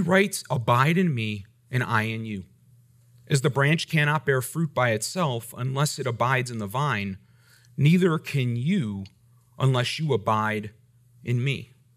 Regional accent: United States; I'm grateful for my rights as an American.

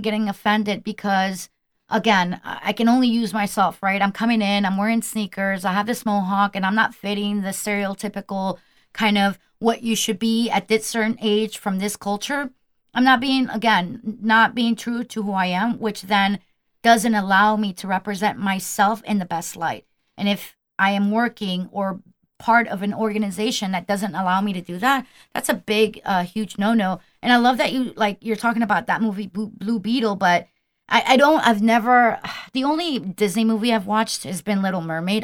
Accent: Colombia; I'm from Colombian.

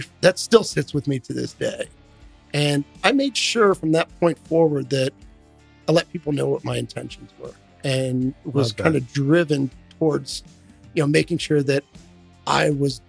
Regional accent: Philadelphia, Pennsylvania, United States; now in Fort Worth, United States; So I grew up in Philadelphia, just outside Philadelphia.

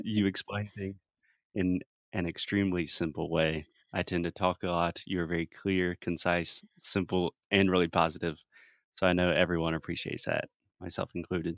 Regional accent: South Carolina, United States; an American born and raised in South Carolina

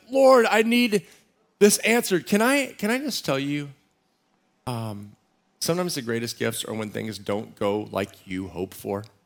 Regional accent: Central Texas, United States; now in San Diego, United States; I grew up in Central Texas

